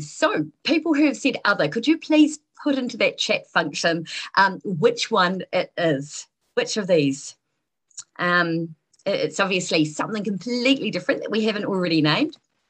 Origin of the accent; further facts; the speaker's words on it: Southland, New Zealand; accent: rolling R; I am originally from Southland. You're not likely to hear the rolling R unless I'm quite tired or have had a drink, and neither apply tonight.